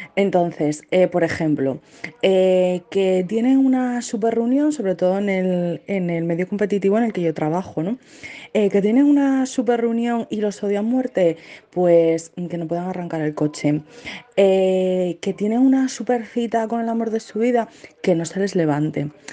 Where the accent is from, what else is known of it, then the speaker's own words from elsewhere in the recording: Zaragoza, Aragon, Spain; soy de Zaragoza y soy arquitecta